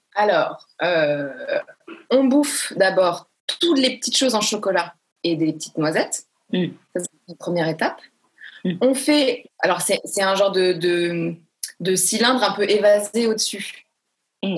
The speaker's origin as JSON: {"language": "French", "town": "Marseille", "region": "Provence-Alpes-Côte d'Azur", "country": "France", "also_born_or_lived": "Paris", "said": "Je suis une Marseillaise quand même, euh, bien, tu vois, bien trempée, et une Parisienne aussi quand même, donc j'ai vraiment les deux côtés"}